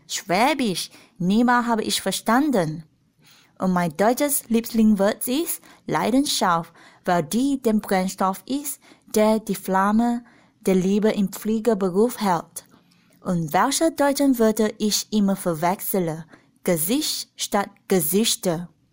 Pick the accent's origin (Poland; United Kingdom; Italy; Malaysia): Malaysia; German is a second language; moved away as an adult; now in Germany; Ich komme aus Malaysia und ich bin in 1992 geboren